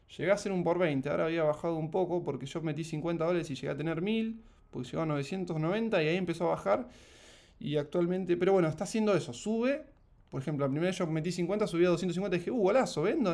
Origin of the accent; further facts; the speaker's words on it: Mar del Plata, Buenos Aires Province, Argentina; also born or lived in Ushuaia / Rosario; Yo soy de Mar del Plata